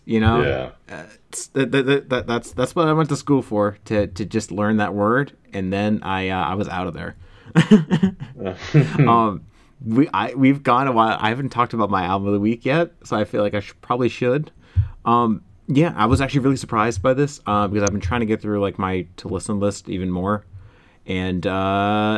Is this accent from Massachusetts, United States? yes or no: yes; MetroWest, Massachusetts, United States; I grew up in the Metro West area